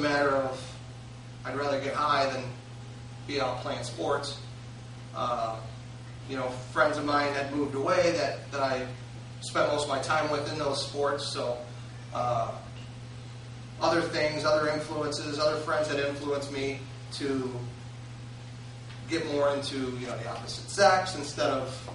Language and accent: English; Roseville, United States; I grew up in Roseville